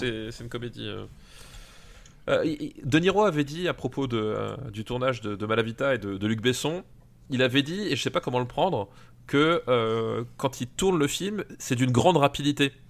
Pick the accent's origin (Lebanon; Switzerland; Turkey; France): France; Alsace, Grand Est; je viens d'Alsace